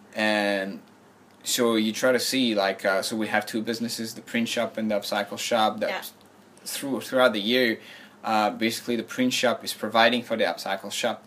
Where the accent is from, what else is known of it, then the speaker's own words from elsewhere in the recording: France; moved away as an adult; now in Shanghai, China; I'm from France.